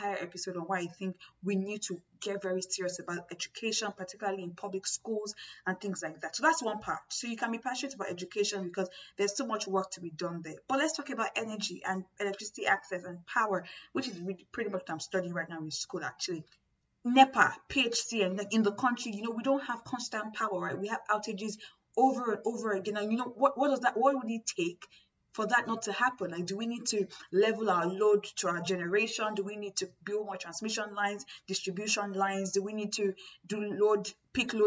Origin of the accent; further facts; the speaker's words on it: Nigeria; I'm from Nigeria